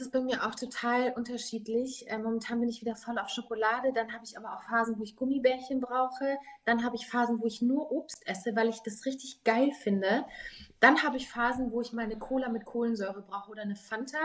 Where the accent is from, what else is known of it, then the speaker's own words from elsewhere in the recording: Munich, Bavaria, Germany; ich komme ja aus München